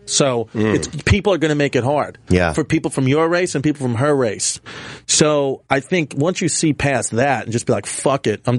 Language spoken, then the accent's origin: English; Georgia, United States; also born or lived in New Jersey / Newark; I grew up everywhere. Born in Jersey, moved to Georgia.